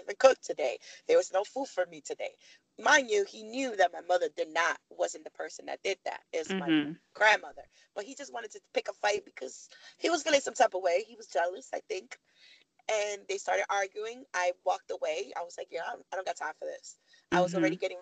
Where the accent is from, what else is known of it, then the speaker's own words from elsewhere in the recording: New York City, New York, United States; moved away as an adult; also born or lived in Miami; now in Virginia, United States; I grew up in Harlem